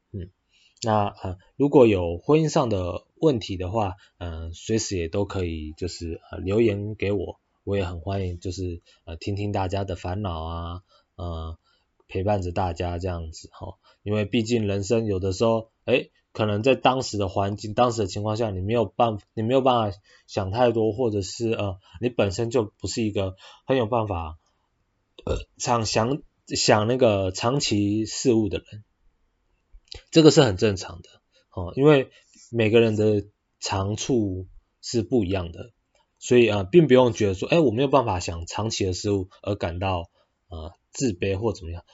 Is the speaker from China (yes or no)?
no; Yilan County, Taiwan; moved away; 你有没有办法在宜兰工作